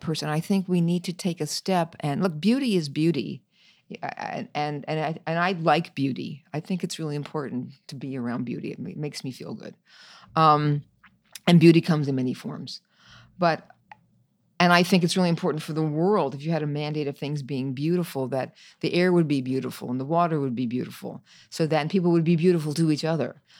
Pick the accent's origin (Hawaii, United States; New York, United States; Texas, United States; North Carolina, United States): New York, United States; I'm a New Yorker, so I love New York